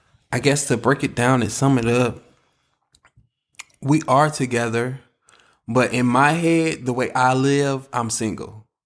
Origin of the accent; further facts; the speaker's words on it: Savannah, Georgia, United States; now in Atlanta, United States; I'm from Savannah.